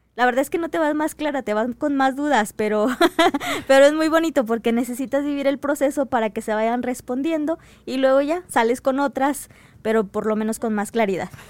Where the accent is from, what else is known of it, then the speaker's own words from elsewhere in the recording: Chiapas, Mexico; moved away; yo soy del estado de Chiapas